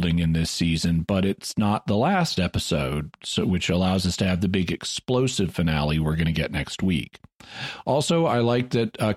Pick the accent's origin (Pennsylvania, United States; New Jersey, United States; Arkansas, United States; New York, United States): Arkansas, United States; moved away as an adult; I just moved back to my hometown in Arkansas